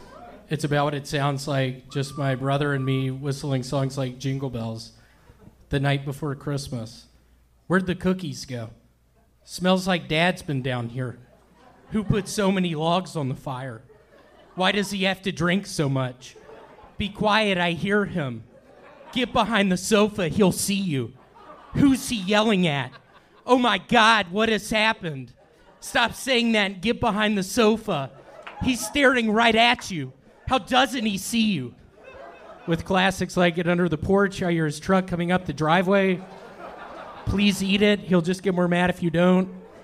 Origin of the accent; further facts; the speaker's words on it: Memphis, Tennessee, United States; I actually grew up in Memphis in the 70s. I'm 45 right now.